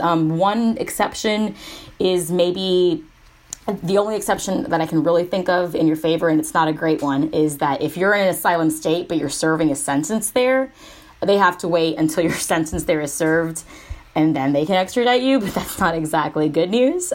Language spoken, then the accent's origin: English; Georgia, United States; Georgia, my hometown